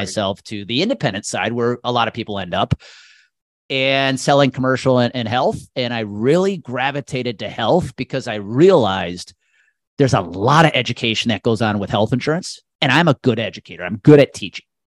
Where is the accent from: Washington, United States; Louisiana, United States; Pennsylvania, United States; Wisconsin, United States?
Wisconsin, United States; Milwaukee area; it's my hometown team, living thirty miles outside of Milwaukee